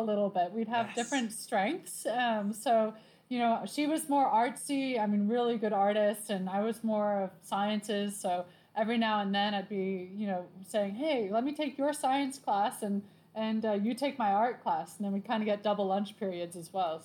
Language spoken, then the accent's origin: English; Laguna Beach, California, United States; now in Hawaii, United States; I'm from Laguna Beach originally. Um, I have British parents